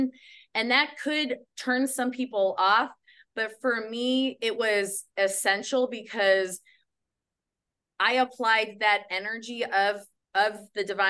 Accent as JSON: {"language": "English", "region": "Midwest", "country": "United States", "said": "I'm from the Midwest"}